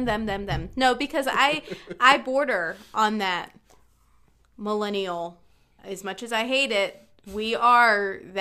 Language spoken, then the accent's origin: English; Southeast, United States; accent: Southern twang; I can't help that I grew up in the Southeast, okay? There are some things that I say where you really hear a Southern twang.